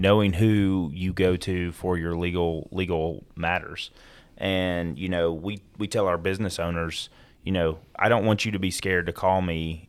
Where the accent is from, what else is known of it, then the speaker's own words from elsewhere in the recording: Gwinnett County, Georgia, United States; also born or lived in Florida; I was born in Florida, moved up here while I was in, uh, elementary school to Georgia. Um, grew up in and around the Gwinnett County area